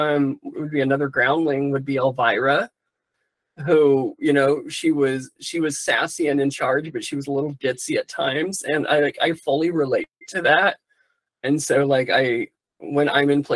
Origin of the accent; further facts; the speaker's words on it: the Cascades, north of the Columbia River, Washington, United States; moved away as an adult; also born or lived in Portland area; North of the river where I grew up in the Cascades